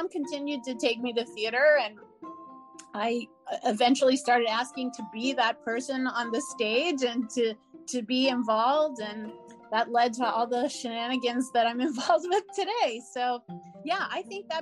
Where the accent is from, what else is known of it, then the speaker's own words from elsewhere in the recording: New Orleans, Louisiana, United States; moved away as an adult; I grew up in New Orleans